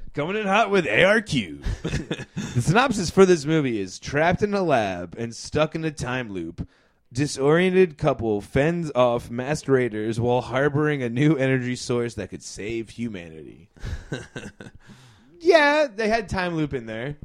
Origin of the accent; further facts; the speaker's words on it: Florida, United States; growing up in Florida